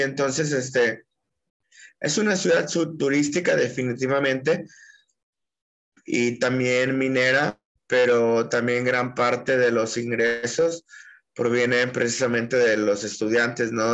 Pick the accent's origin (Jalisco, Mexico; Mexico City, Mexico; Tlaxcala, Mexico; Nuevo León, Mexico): Jalisco, Mexico; Puerto Vallarta; moved away as an adult; also born or lived in Aguascalientes; now in Guanajuato, Mexico; nací en la ciudad de Puerto Vallarta, en 1986